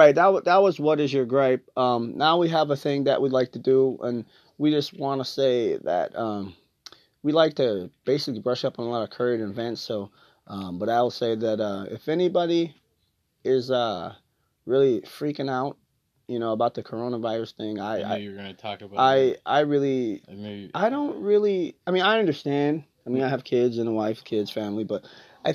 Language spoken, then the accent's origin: English; Gary, Indiana, United States; I'm from Gary, Indiana, 30 minutes from there